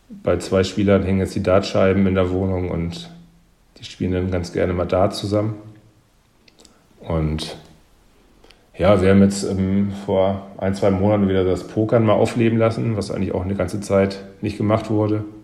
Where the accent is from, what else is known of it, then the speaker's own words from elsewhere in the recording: Northern Germany, Germany; Ähm, ja, ich musste mich am, am Anfang erstmal daran gewöhnen, muss ich sagen. Ähm, hin und wieder sind die Leute hier schon ein bisschen cholerischer. Also ich sag mal, die Norddeutschen sind ja ein bisschen, ein bisschen ruhiger.